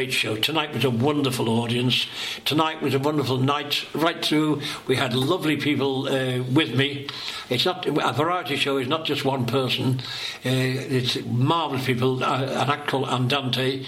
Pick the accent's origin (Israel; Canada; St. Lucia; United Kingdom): United Kingdom; Liverpool, North West England; I'm a comedian from Knotty Ash